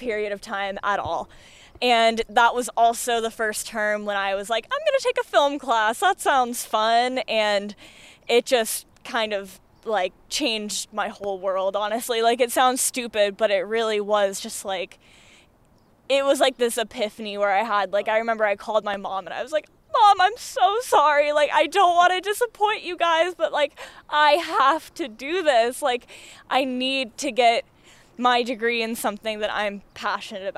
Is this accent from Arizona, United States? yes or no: yes; Phoenix, Arizona, United States; moved away as an adult; now in Portland, United States; I'm from Phoenix originally